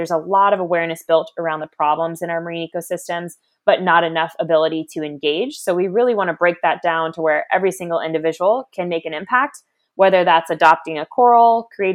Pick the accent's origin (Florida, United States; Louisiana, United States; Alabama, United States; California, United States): Florida, United States; Daytona Beach; I grew up in Daytona Beach, Florida, around the ocean all my life